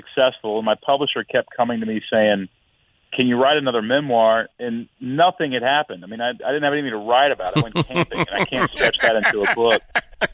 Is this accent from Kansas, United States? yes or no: no; Houston, Texas, United States; also born or lived in Portland, Oregon; now in Nashville, United States; I was born in Texas.